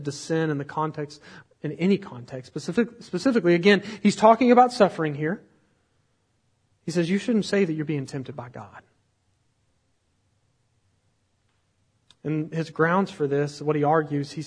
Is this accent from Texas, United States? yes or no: yes; Texas, United States; we're from Texas